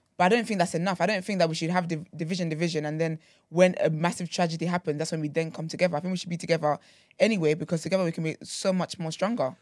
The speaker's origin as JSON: {"language": "English", "country": "Nigeria", "said": "I'm very Nigerian"}